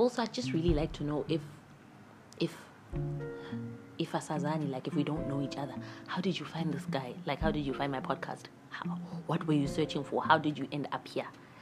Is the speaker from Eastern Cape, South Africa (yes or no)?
no; KwaZulu-Natal, South Africa; also born or lived in Athlone Park / Pietermaritzburg / Durban; originally I'm from KwaZulu-Natal, born Espingo. I lived in Athlone Park when I was a baby, apparently